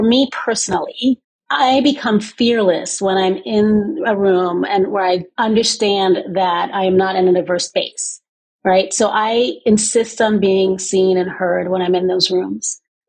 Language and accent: English; West Coast, United States; also born or lived in Bahamas; I grew up in the West Coast of the United States, but also in the Bahamas, and was forced at a young age to switch cultures often, sort of code switch on a regular basis.